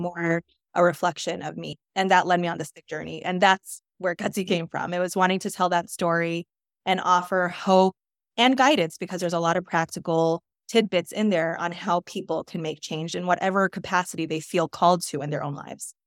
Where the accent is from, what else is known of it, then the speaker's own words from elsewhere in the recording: New York, United States; I grew up in New York